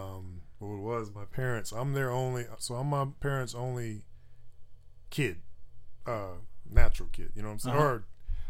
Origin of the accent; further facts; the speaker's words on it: Roanoke, Virginia, United States; born there; So I was born in Roanoke, Virginia, right?